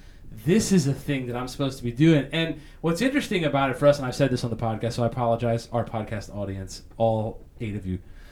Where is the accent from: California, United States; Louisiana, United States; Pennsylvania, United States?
Pennsylvania, United States; moved away; both being native Pennsylvanians